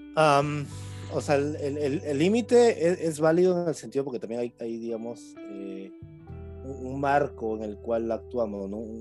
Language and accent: Spanish; Piura, Peru; yo soy un joven piurano